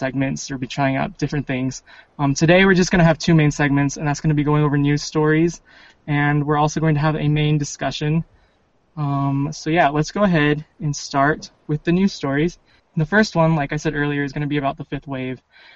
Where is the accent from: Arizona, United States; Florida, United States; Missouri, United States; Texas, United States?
Arizona, United States; moved away as an adult; now in Utah, United States; I am from Arizona, where it's super hot. but I'm actually living in Utah right now, going to school